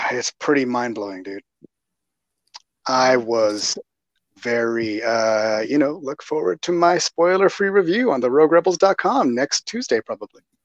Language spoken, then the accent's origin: English; Texas, United States; I'm from Texas